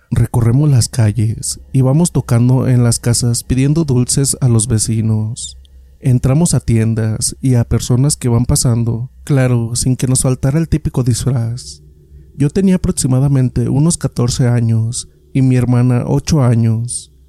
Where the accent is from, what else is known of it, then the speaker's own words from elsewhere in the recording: State of Mexico, Mexico; Esto me ocurrió en el Estado de México, de donde soy originario.